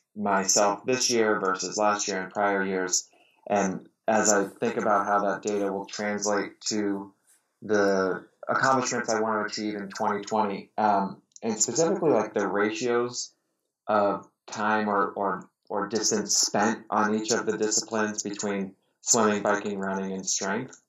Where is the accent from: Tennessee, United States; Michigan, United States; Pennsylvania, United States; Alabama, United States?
Pennsylvania, United States; Pittsburgh; now in Detroit, United States; I grew up in Pittsburgh, now live in Detroit